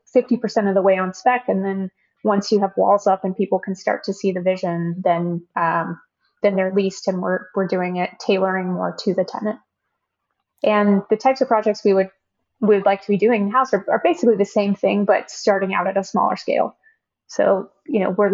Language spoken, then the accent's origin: English; Oklahoma, United States; now in San Francisco Bay Area, United States; We're both from Oklahoma